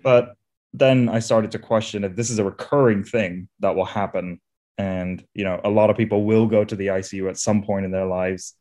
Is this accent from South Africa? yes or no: no; India; also born or lived in Isle of Wight; now in London, United Kingdom; I'm originally from India, where I grew up